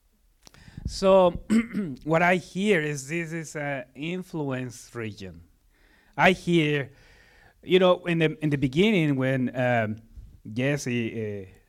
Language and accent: English; Mexico City, Mexico; moved away; I'm from Mexico, Mexico City.